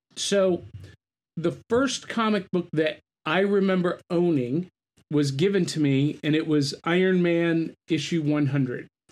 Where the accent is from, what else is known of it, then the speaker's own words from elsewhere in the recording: North Canton, Ohio, United States; I grew up in North Canton, in, I mean, dead center between those two cities